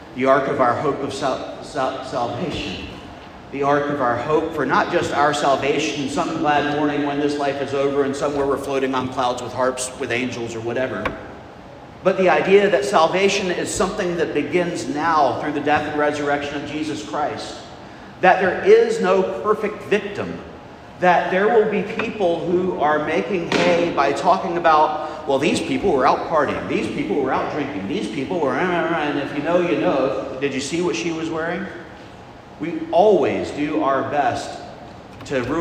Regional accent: United States; just being American people

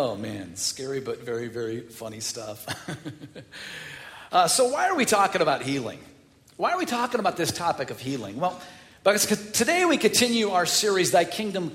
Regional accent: Chicago, Illinois, United States; I'm from the North Side.

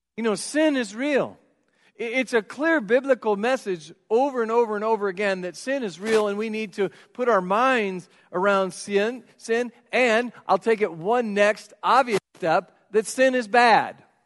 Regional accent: United States; I grew up in South Marion

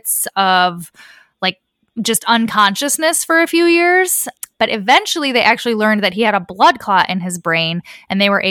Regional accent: Midwest, United States; I am from the Midwest

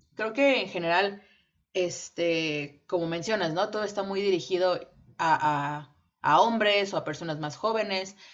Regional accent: Mexico; nosotras somos eh, nacidas y criadas en México

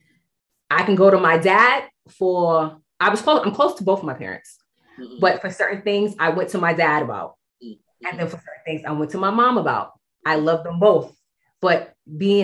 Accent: New York City, New York, United States; We grew up in Bedford Stuyvesant

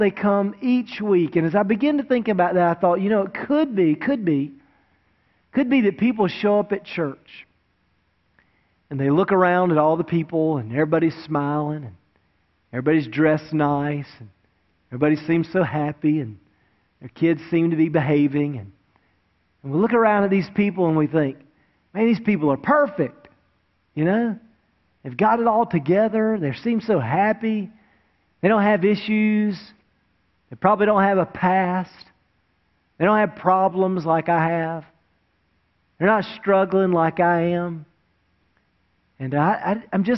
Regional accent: Wilmington, North Carolina, United States; now in Greensboro, United States; I grew up down in Wilmington, right on the coast, and of course it never snows in Wilmington

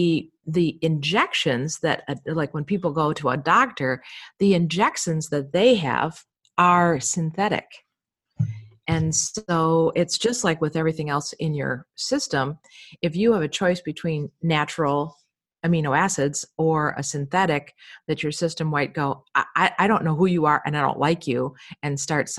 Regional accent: Chicago, Illinois, United States; We're from Chicago.

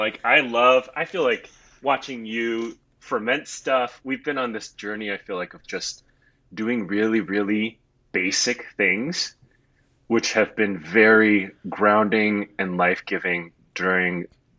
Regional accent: Singapore; also born or lived in Hong Kong / Taiwan; what it means to be me is that I grew up in Singapore, Hong Kong, and Taiwan, kind of on these island, city, state nations

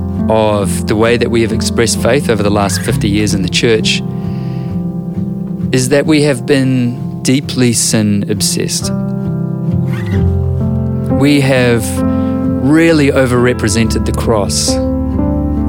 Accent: New Zealand

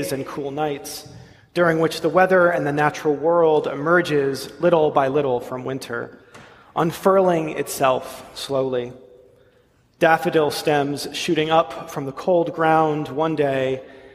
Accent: New England, United States; moved away; Growing up in New England

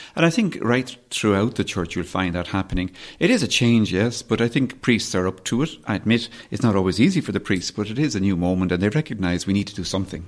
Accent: Dublin, Leinster, Ireland; also born or lived in West Kerry; Kerry, where my parents, uh, are from and where I, I, I, I suppose in many ways grew up, partly as I grew up in Dublin, but we've spent a lot of time in West Kerry

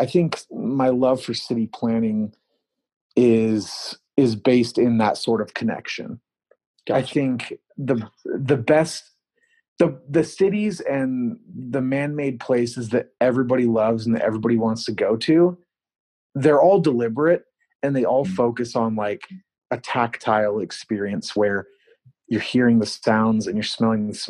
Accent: Oregon, United States; moved away

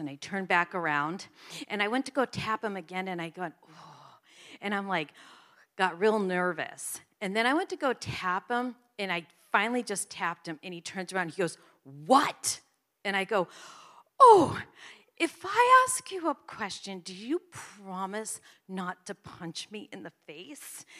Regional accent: New Jersey, United States; I'm from New Jersey.

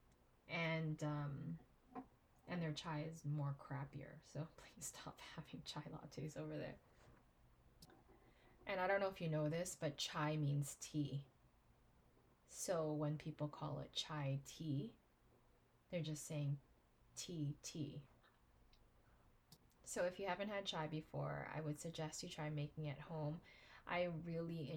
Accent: Philippines; As a Filipino married to an Indian

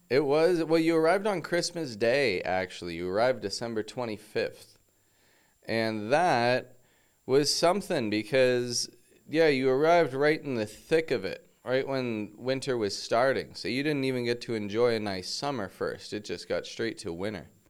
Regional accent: Toronto, Ontario, Canada; moved away as an adult; now in Mexico; I'm from Toronto, from Canada

